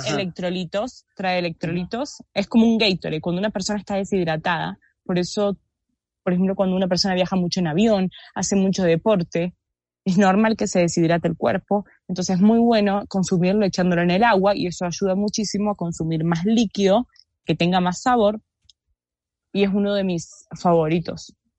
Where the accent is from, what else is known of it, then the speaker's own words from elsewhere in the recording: Argentina; soy argentina